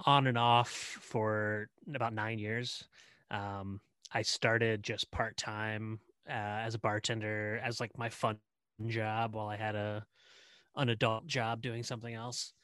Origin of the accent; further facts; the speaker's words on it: Indiana, United States; moved away as an adult; also born or lived in Cincinnati; I'm here as territory manager back in Indiana, my home state